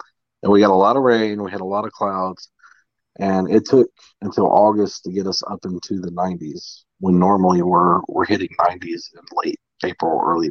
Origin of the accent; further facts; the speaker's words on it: the South, United States; now in Mississippi, United States; I was born and raised in the South. I've lived with humidity my whole life.